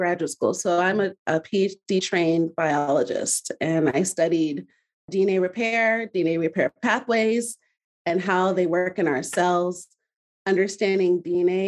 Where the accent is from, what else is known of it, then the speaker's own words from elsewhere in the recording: Midwest, United States; I grew up in the Midwest with my Nigerian family. I'm Nigerian American